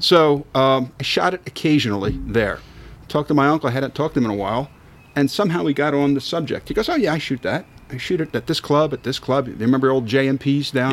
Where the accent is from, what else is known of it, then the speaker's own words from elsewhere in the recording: Philadelphia, Pennsylvania, United States; I'm from Philadelphia